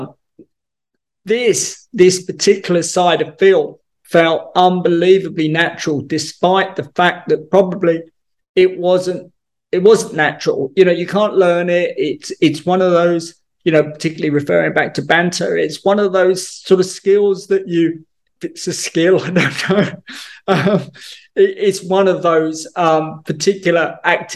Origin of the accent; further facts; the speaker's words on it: England, United Kingdom; being English